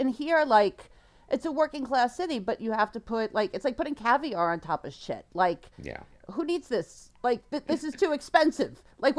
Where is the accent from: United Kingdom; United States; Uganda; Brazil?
United States; New York City, New York; now in Baltimore, United States; I grew up in New York City.